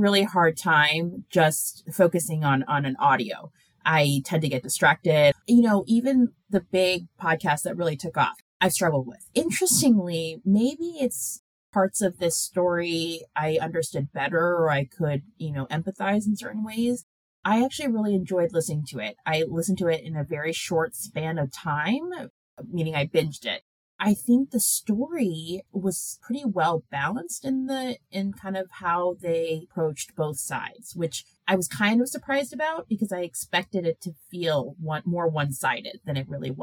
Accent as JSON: {"language": "English", "country": "United States", "tie": "born or raised there", "also_born_or_lived": "Seoul, South Korea", "first_language": "Korean", "second_language": "English", "said": "I'm an American citizen born and raised here."}